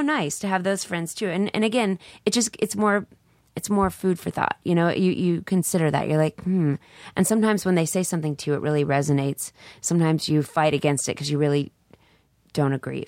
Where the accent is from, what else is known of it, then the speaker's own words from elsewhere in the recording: Dallas, Texas, United States; I'm from Dallas